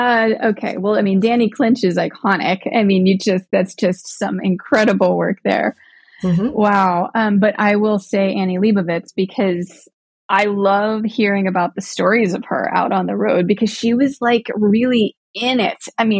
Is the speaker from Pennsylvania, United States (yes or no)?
yes; Pittsburgh, Pennsylvania, United States; even though it's not coming home because I'm originally from Pittsburgh. It feels like home on a soul level.